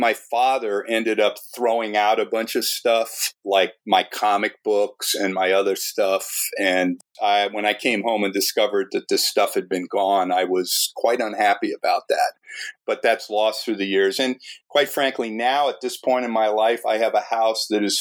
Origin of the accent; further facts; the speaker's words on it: New Jersey, United States; I grew up in New Jersey